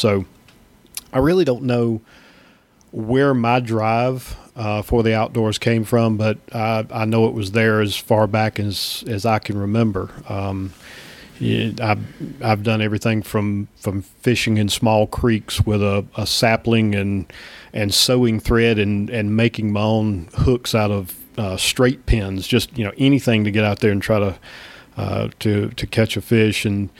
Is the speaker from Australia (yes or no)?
yes; Australia; accent: Australian; Well, and at that time we weren't talking on the phone, so you know my Australian accent didn't you throw you off